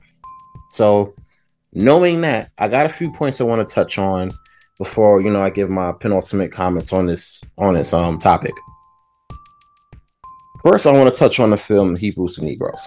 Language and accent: English; New York City, New York, United States; I'm from Brooklyn